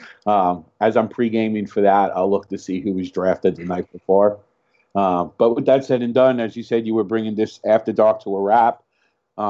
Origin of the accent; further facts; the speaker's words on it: New York, United States; moved away; I grew up in New York